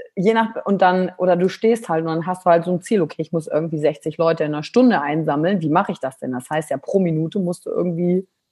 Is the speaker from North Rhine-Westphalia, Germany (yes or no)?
yes; Kreis Mettmann, near Wuppertal, North Rhine-Westphalia, Germany; also born or lived in Wülfrath; now in Cologne, Germany; Kreis Mettmann, Wuppertal. Ich ja. bin in Hahn geboren